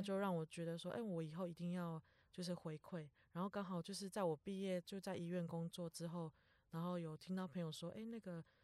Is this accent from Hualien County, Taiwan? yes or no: yes; Truku tribal village, Hualien County, Taiwan; now in Taipei, Taiwan; 我其实我是从小在部落长大的